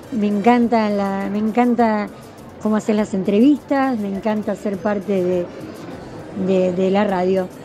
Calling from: Villa del Parque, Buenos Aires, Argentina; de Villa del Parque.

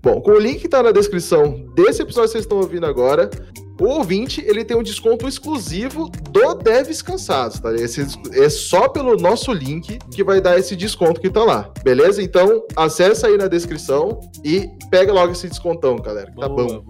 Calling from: Curitiba, Paraná, Brazil; eu falo de Curitiba

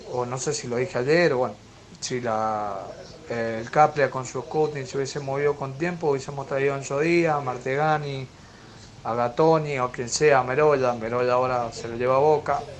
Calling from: Mendoza, Argentina; Hola Ramiro … de Mendoza.

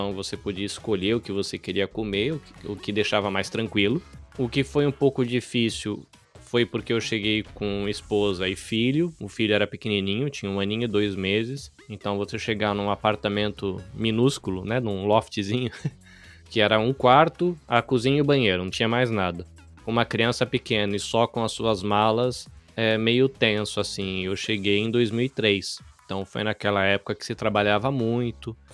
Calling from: Kosai, Shizuoka, Japan; Eu falo da província de Shizuoka, numa cidadezinha pequenininha perto da cidade de Hamamatsu. A cidade se chama Kosai. Tem 60 mil habitantes, é um ovinho.

